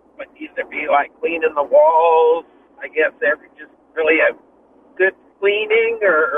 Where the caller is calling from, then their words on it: Santa Cruz, California, United States; in Santa Cruz.